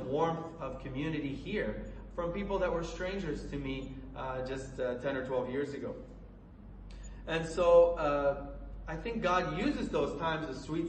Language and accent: English; Colorado, United States; moved away as an adult; also born or lived in Lebanon; now in Beirut, Lebanon; I grew up in Colorado